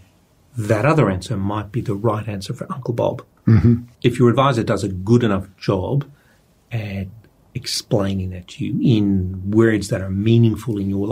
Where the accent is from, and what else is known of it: Australia